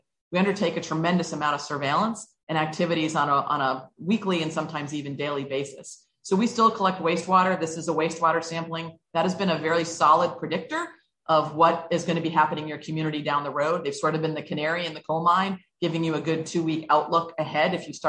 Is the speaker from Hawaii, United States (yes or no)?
yes; Hawaii, United States; born there; now in Salem, United States; You know, I'm not a Salem native. I'm actually a Navy brat. My dad is from Lynn. I was born in Hawaii, lived on both coasts. I came to Salem to go to school